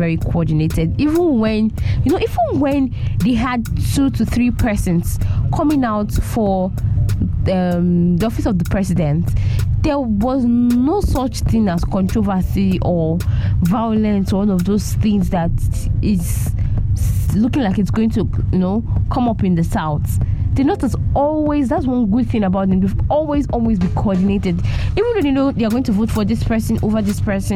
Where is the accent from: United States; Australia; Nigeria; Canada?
Nigeria; proud as a Nigerian youth